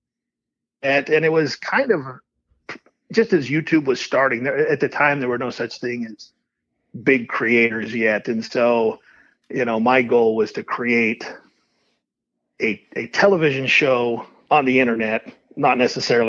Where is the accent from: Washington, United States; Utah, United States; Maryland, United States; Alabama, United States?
Utah, United States; Kanab; I was born and raised in Kanab, Utah, not too far from St. George